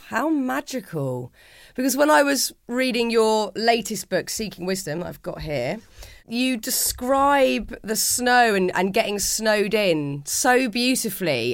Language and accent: English; London, United Kingdom; accent: London; my gabbling London accent